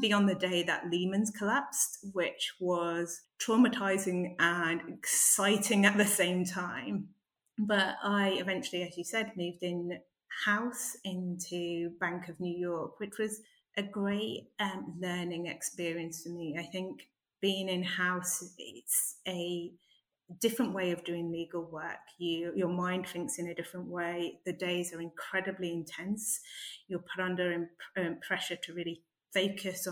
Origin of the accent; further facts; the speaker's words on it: Yorkshire and the Humber, United Kingdom; I'm also from the north of England, which I'm incredibly proud of. I'm a Yorkshire lass